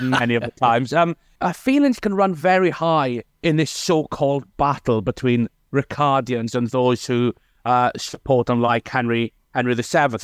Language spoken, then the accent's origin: English; Wales, United Kingdom; in Wales, we operated the patronymic system